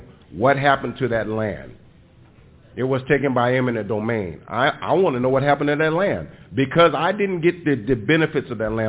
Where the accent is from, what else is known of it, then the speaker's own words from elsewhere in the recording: Sacramento, California, United States; I'm originally from Sacramento, California. I'm the great-great-great-grandson of Daniel Blue, who was a slave who came out here from Kentucky